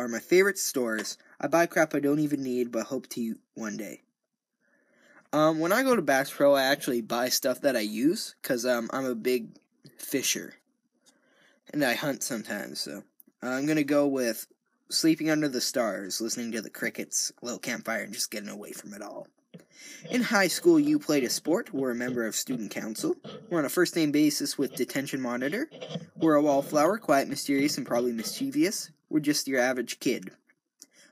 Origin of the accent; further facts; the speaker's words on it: Canada; I'm Canadian